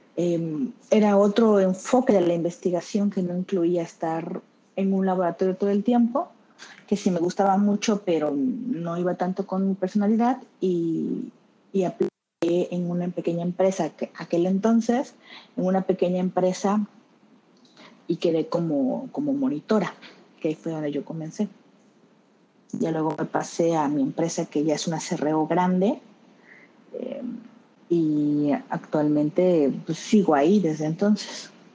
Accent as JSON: {"language": "Spanish", "region": "Tabasco", "country": "Mexico", "also_born_or_lived": "Mexico City", "moved": "yes", "lives_now": "Barcelona, Spain", "said": "yo soy de Tabasco, pero vivía en Ciudad de México, ahí empecé a estudiar, ahí trabajaba."}